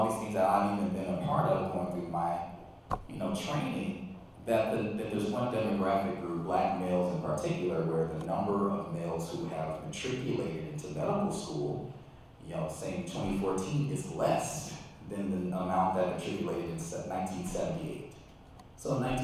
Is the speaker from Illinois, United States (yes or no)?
yes; Calumet Park, Illinois, United States; So I remember growing up, it was kind of a little bit of a booming town